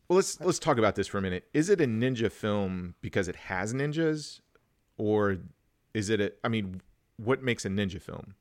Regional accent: Wichita, Kansas, United States; I grew up in Wichita

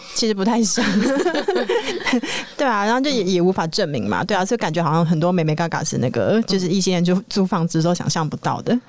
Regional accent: Hualien, Hualien County, Taiwan; moved away as an adult; also born or lived in Taipei; 就是因为我花莲人嘛

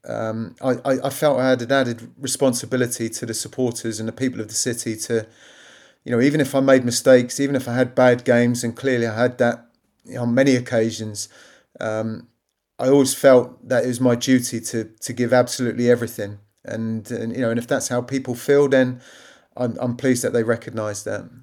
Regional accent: Southampton, South East England, United Kingdom; my hometown club

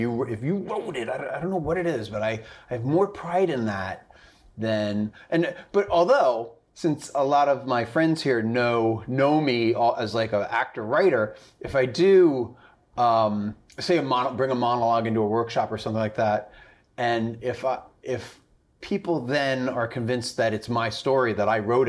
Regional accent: Long Island, New York, United States; also born or lived in Boston / Connecticut; From Long Island, New York, actually. I don't know if that means anything, but so Long Island, New York. I went to college in Boston, and then I worked in Connecticut as an engineer for 3 years.

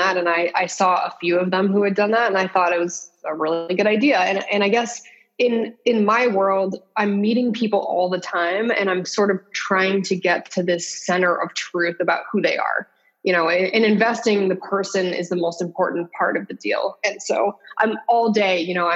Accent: West Hartford, Connecticut, United States; I grew up in West Hartford, Connecticut

